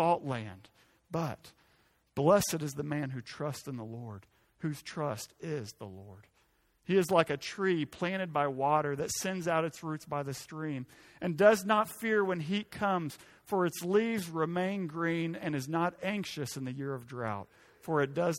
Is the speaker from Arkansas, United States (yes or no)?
yes; Arkansas, United States; I'm from Arkansas